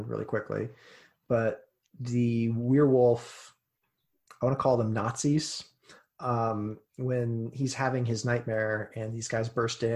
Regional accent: United States; as an American

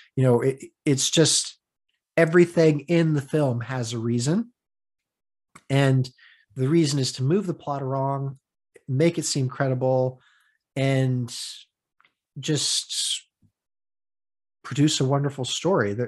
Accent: United States; I'm from the States.

